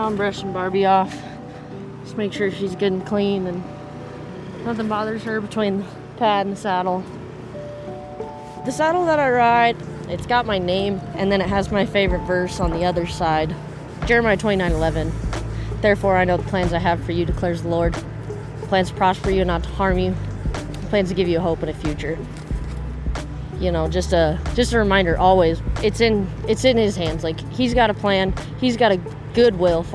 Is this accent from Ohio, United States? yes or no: no; Colorado, United States; I'm from Iowa, Colorado.